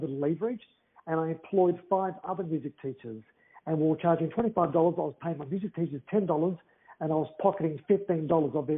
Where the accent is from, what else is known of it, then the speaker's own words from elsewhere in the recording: Melbourne, Victoria, Australia; also born or lived in Greece; I'm made in Greece. I was raised in Australia.